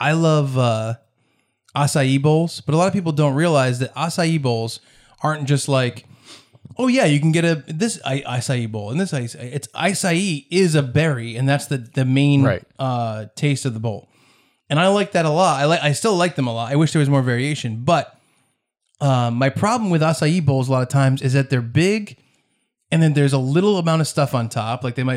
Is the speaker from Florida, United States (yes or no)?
no; Warren, Rhode Island, United States; You know, I grew up in Warren, Rhode Island, which is right next to Bristol, Rhode Island.